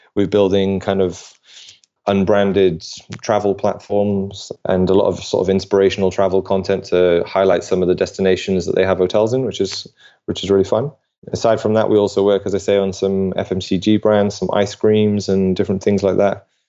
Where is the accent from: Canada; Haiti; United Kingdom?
United Kingdom; now in Denmark; I'm British